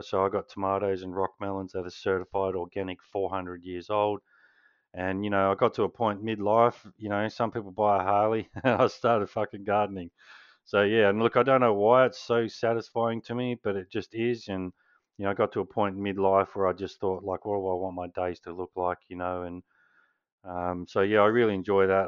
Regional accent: Canberra, Australian Capital Territory, Australia; I was born in Canberra

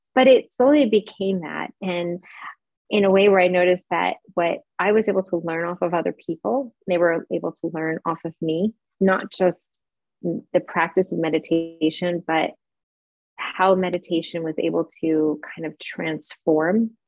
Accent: New York, United States; moved away as an adult; also born or lived in San Francisco, California / Charlotte, North Carolina; now in Frankfurt, Germany; I live in Frankfurt, Germany. I'm originally from New York

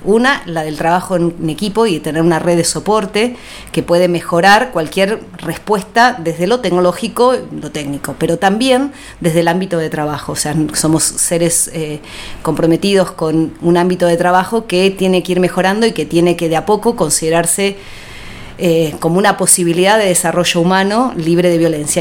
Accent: Ciudad Evita, Buenos Aires Province, Argentina; Nací en Capital Federal, eh, allá en 1967

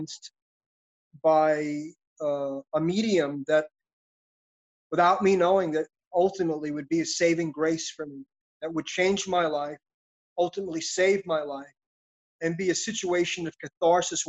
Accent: New York City, New York, United States; I grew up in Brooklyn, New York City.

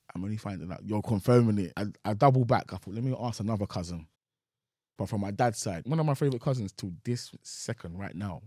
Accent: Nigeria; I'm from Nigeria

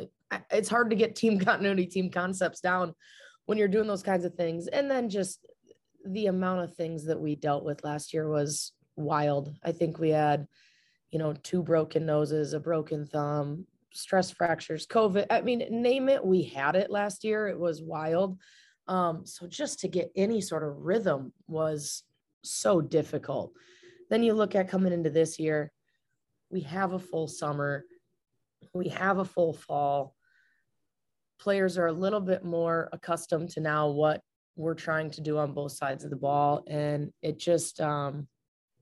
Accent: Davenport, Iowa, United States; moved away; I'm from Davenport, Iowa

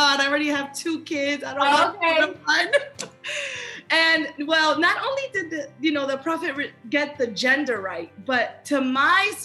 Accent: Miami, Florida, United States; now in Norcross, United States; Born and raised in Miami, 305.

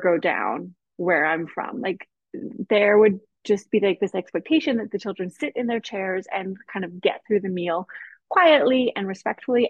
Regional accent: Canada; moved away as an adult; now in Austria; I am Canadian. I grew up in Canada, um, you know, spent my 20s in Canada

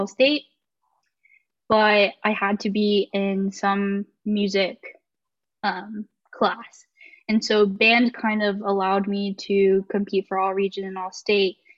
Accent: Mesquite, Texas, United States; also born or lived in Wylie, Texas / Sherman, Texas; now in Denton, United States; I was born in Mesquite, Texas, and then I lived there all my life up until high school

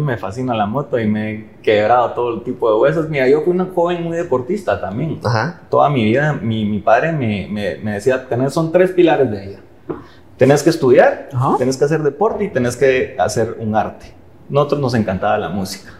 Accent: Guatemala; todos somos guatemaltecos

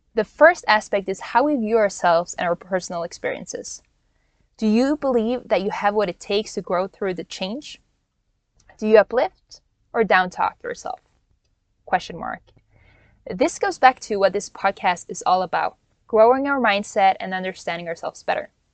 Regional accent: Norway; moved away as an adult; also born or lived in Hawaii; now in United States; born and raised in Norway, but went to college in Hawaii

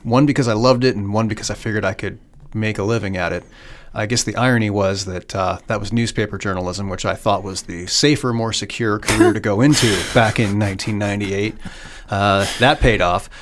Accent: Iowa, United States; also born or lived in Pittsburgh, Pennsylvania; I grew up in Iowa and graduated from University of Iowa

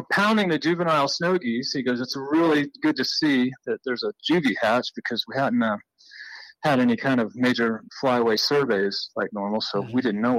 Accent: Florida, United States; also born or lived in Chesapeake Bay; and I was born on Chesapeake Bay. And shortly after that, we moved to Florida, but my dad was a fanatical hunter

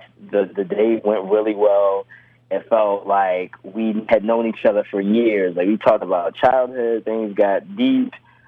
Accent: Oregon, United States; We're both from Oregon

